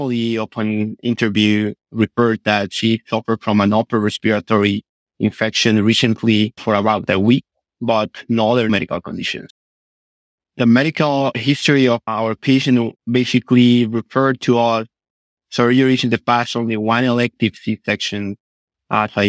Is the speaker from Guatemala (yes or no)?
yes; Guatemala; moved away as an adult; now in Miami, United States; I am from Guatemala, Central American country where I was born, raised, and trained in medicine.